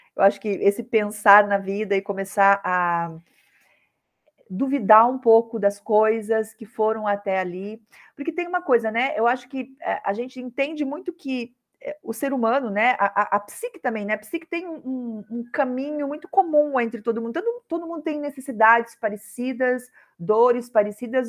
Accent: Curitiba, Paraná, Brazil; moved away as an adult; now in Rio de Janeiro, Brazil; Eu sou curitibana, sou do sul aí que nem você e vim morar no Rio de Janeiro

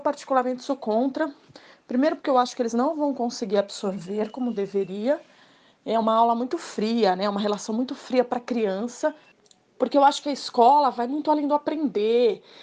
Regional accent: Santos, São Paulo, Brazil; tenho 40 anos, sou de Santos

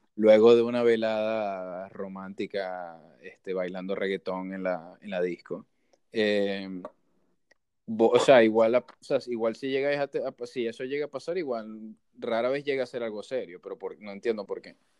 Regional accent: Maracaibo, Zulia, Venezuela; yo soy súper maracucho y me encanta, o sea, porque es parte de mi cultura y de lo que soy

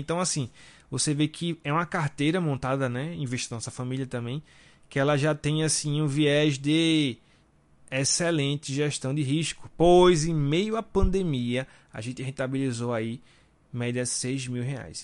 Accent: Recife, Pernambuco, Brazil; Nós somos aqui de Recife

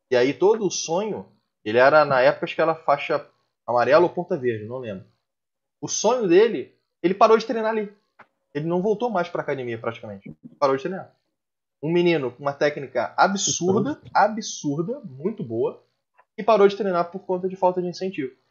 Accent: Joinville, Santa Catarina, Brazil; Mas estou me esforçando. Sou de Joinville.

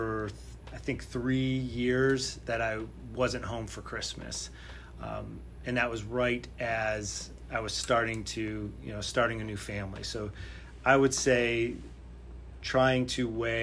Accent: Connecticut, United States; moved away as an adult; I'm from Connecticut

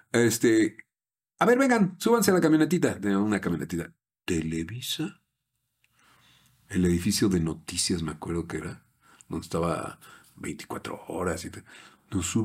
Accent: Yucatán, Mexico; Bueno, lo que pasa es que soy del norte de Yucatán.

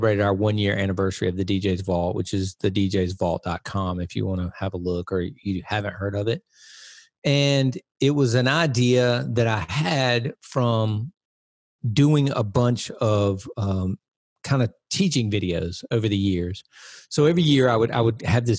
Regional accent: Wilson, United States; 45 minutes east of here. And that's where I lived, obviously, you know, birth through end of high school, 18

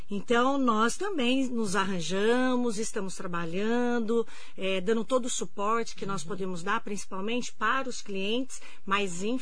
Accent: Mogi das Cruzes, São Paulo, Brazil; E como todos nós somos daqui de Mogi, nós queríamos procurar algo aqui.

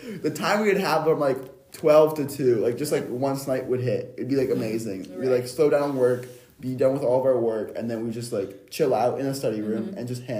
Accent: Cary, North Carolina, United States; It's like, so I am in state. I'm from Cary.

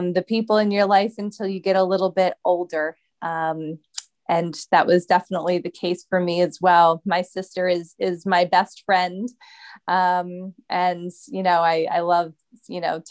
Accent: just outside of Philadelphia, Pennsylvania, United States; I've always been in Pennsylvania. Grew up here, went to school here for college and everything

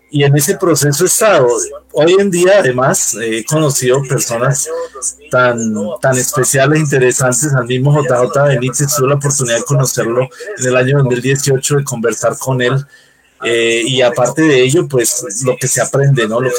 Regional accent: Bogotá, Bogotá Capital District, Colombia; born there; pues soy ciudadano colombiano, nací en Bogotá, ya tengo ratito en este planeta

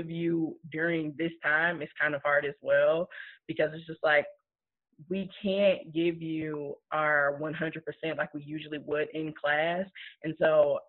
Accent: Chicago, Illinois, United States; moved away as an adult; now in Columbia, United States; I'm originally from Chicago, but I have been in the Columbia, Missouri area for the past 6 years.

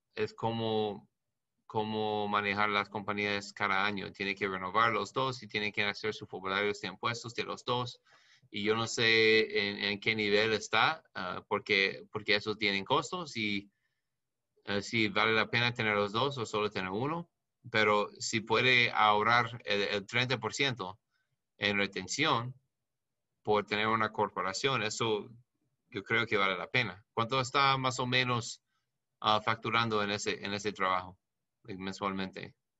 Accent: New York, United States; soy de Nueva York

